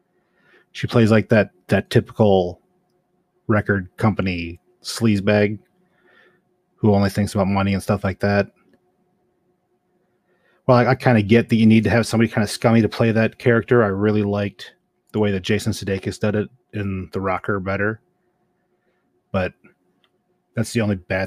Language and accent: English; about an hour from Clear Lake, Iowa, United States; about an hour away from where Don Jordan and I grew up in Clear Lake, Iowa